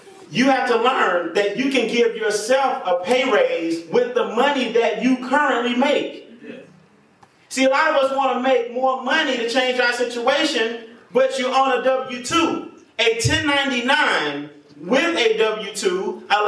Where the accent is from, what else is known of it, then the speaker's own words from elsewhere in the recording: College Park, Georgia, United States; I grew up on the South Side, College Park, East Point.